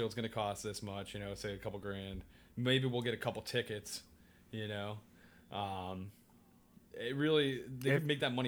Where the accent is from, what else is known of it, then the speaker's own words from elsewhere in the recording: New York City, New York, United States; I'm a New Yorker